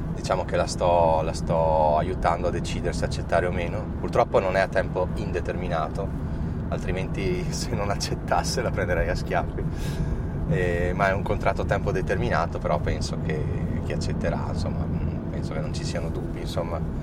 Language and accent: Italian; Trento, Trentino-Alto Adige, Italy; siamo di Trento